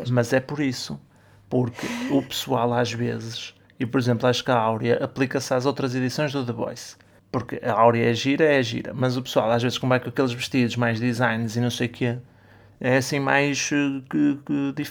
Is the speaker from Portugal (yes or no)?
yes; Portugal; moved away; Mas eu acho que até foi mais do que isso eu acho que foi por como viemos de Portugal